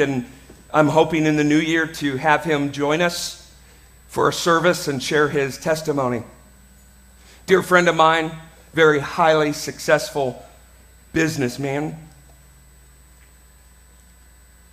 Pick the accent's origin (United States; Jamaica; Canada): United States; I'm an American